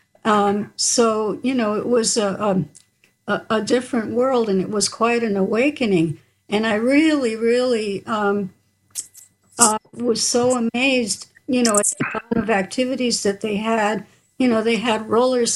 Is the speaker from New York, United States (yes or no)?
yes; New York City, New York, United States; We were from a, you know, South Bronx